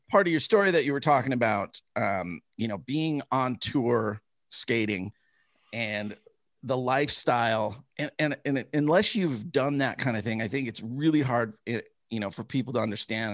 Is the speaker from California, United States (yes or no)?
no; Chicago, Illinois, United States; I grew up in Chicago